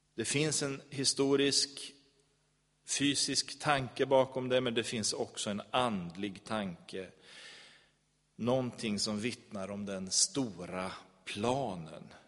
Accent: Sweden; som svensk

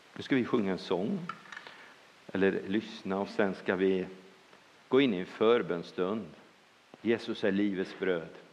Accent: Bohuslän, Västra Götaland, Sweden; jag är bohuslänning

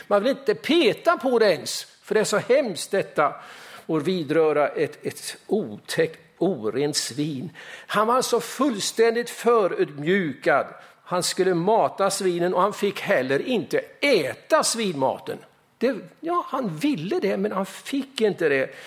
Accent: Östergötland, Sweden; moved away; Jag minns min kompis Hans i granngården hemma på Östgötaslätten

